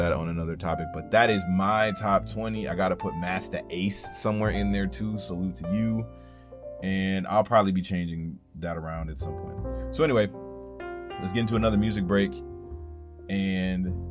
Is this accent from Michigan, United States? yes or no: yes; Jackson, Michigan, United States; I'm from Michigan, Jackson, Michigan